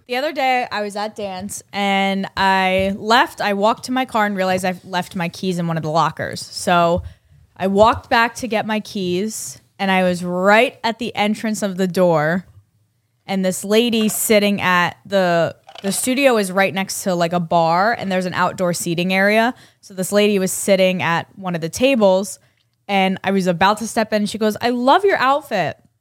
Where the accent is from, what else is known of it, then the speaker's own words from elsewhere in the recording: New York, United States; I'm from New York